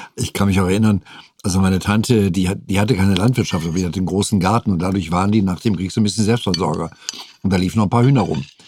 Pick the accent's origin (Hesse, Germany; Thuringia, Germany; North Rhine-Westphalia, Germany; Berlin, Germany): North Rhine-Westphalia, Germany; moved away; also born or lived in Saarbrücken; ich kannte aus meiner Heimat eben westfälisch-rheinische Gerichte